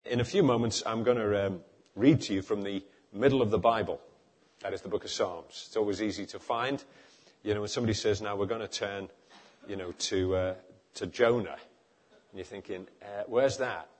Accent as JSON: {"language": "English", "town": "Liverpool", "region": "North West England", "country": "United Kingdom", "also_born_or_lived": "East London", "moved": "yes", "said": "I come from Liverpool"}